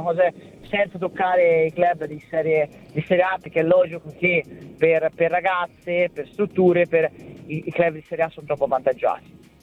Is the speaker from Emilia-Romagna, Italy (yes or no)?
no; Florence, Tuscany, Italy; dalla mia terra, dalla mia città, Firenze, dalla Toscana